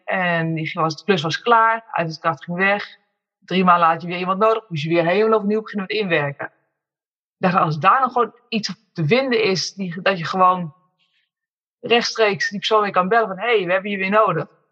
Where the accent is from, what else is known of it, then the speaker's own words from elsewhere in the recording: Amersfoort, Utrecht, Netherlands; moved away as an adult; now in Woerden, Netherlands; Dus ik ben met z'n tweeën zijn we opgegroeid in Amersfoort. Geboren en getogen, maar nu woonzaam in Woerden